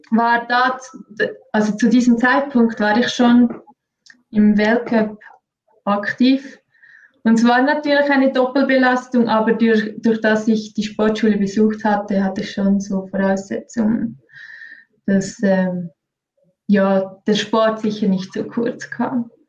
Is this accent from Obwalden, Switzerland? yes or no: yes; Engelberg, Obwalden, Switzerland; groß geworden in Engelberg. Meine Eltern sind beide schon Ski gefahren, ähm, ambitionierte Skifahrer oder vor allem auch Skilehrer.